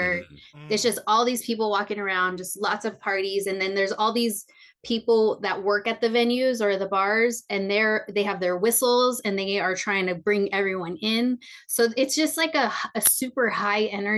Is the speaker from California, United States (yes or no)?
yes; the Bay Area, California, United States; also born or lived in San Diego; I grew up in the Bay